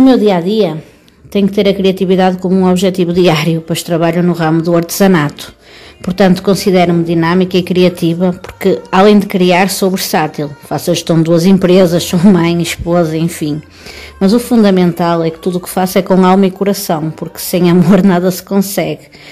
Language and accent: Portuguese; Matosinhos, Porto District, Portugal; Eu sou de Matosinhos, uma cidade que pertence ao distrito do Porto